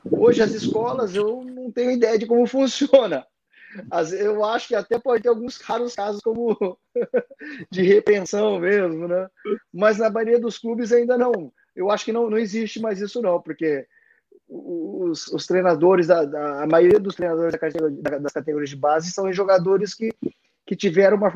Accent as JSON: {"language": "Portuguese", "country": "Brazil", "tie": "born or raised there", "moved": "as an adult", "lives_now": "Japan", "said": "Porque nós viemos do Brasil, a nossa raiz é brasileira. Eu fui educado até 24 anos no Brasil, entendeu?"}